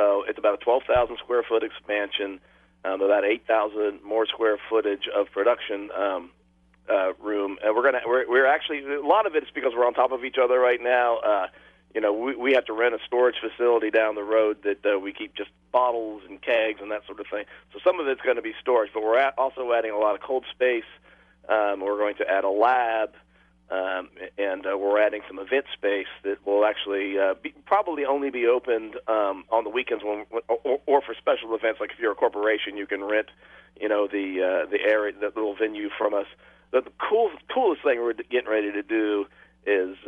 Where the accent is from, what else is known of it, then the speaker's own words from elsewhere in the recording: Pennsylvania, United States; now in Huntsville, United States; I'm from Pennsylvania. I grew up Pennsylvania